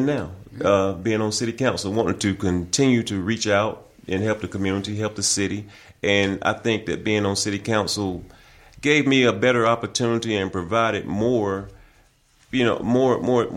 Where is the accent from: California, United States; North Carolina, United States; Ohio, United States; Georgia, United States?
North Carolina, United States; Bessemer City; now in Hickory, United States; I was originally born and raised in Bessemer City, North Carolina, which is in Gaston County